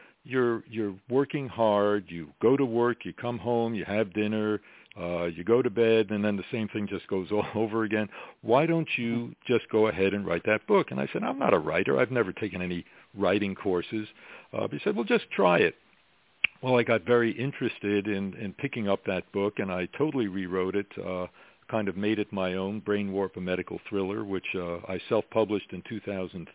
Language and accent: English; New York City, New York, United States; moved away as an adult; also born or lived in Michigan; now in Virginia Beach, United States; I was born and raised in Brooklyn, New York